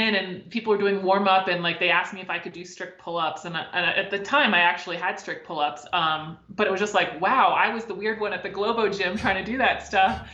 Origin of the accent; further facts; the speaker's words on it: Maryland, United States; I'm from Maryland